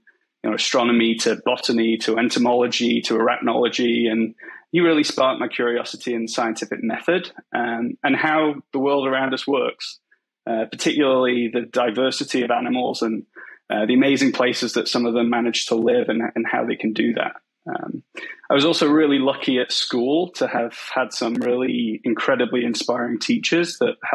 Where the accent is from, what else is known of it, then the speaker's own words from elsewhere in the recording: Macclesfield, North West England, United Kingdom; moved away as an adult; now in Vancouver, Canada; So I grew up in a relatively small town in England called Macclesfield, and it's pretty rural.